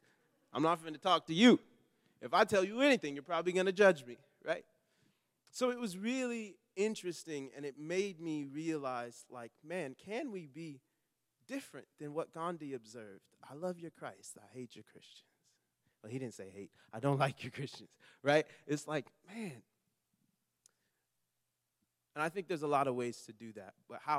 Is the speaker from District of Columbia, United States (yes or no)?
no; Long Beach, California, United States; because I grew up in Long Beach, California.